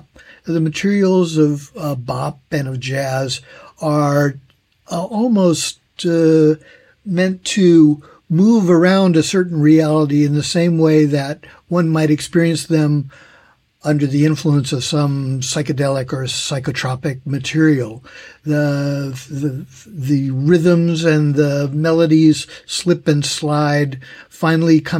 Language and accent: English; California, United States; moved away as an adult; now in Tokyo, Japan; I'm originally from California in the United States